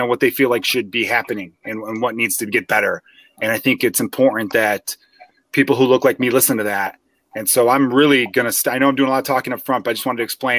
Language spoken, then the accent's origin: English; Chicago, Illinois, United States; also born or lived in Los Angeles; I'm from Chicago, born and raised here